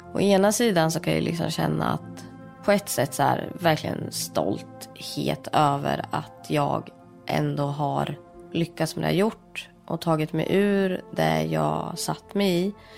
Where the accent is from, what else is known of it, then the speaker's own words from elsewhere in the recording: Sweden; also born or lived in India; jag är ju adopterad från Indien. Kom till Sverige när jag var åtta månader